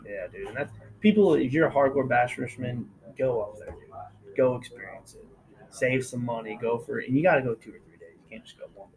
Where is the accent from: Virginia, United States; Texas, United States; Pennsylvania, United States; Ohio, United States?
Texas, United States; we're from Texas. It's like 107 down here in July.